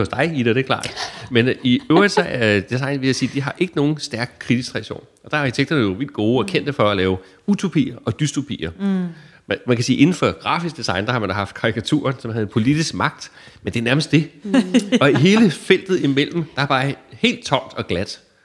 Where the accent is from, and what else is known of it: Denmark